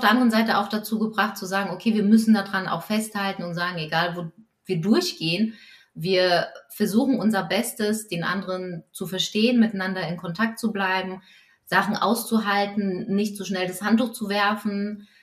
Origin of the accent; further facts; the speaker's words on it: Poland; als Polin und katholisch